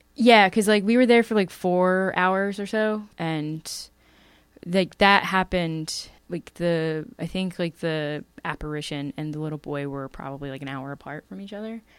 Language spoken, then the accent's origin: English; Bucks County, Pennsylvania, United States; where I grew up in Bucks County is pretty pretty spooky